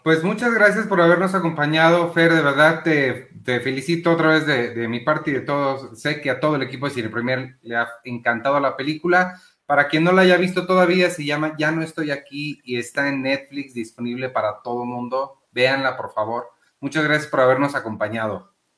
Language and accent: Spanish; Mexico; sí soy mexicano